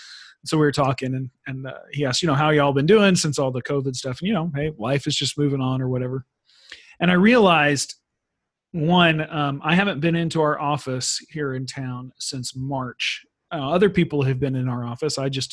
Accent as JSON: {"language": "English", "country": "United States", "also_born_or_lived": "Sweden", "moved": "yes", "said": "I'm American, but I haven't been there in a while."}